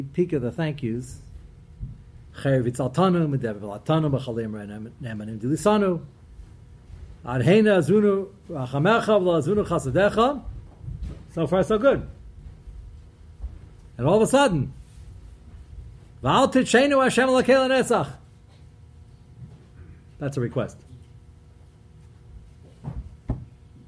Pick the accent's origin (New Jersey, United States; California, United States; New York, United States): New York, United States; Brooklyn; I'm from Brooklyn